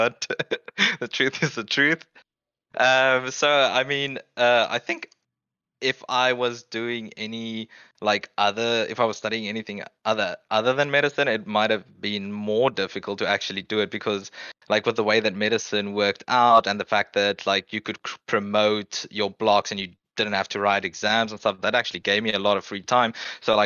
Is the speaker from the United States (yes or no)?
no; South Africa; moved away as an adult; growing up in South Africa